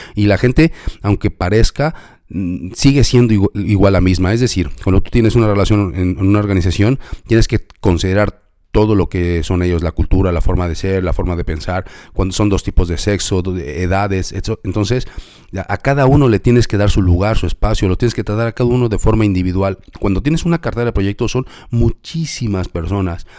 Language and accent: Spanish; Mexico; yo soy de México y en México decimos como la del payasito